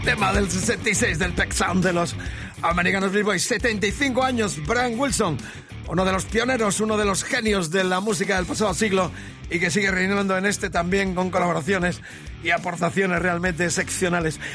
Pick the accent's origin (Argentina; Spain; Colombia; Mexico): Spain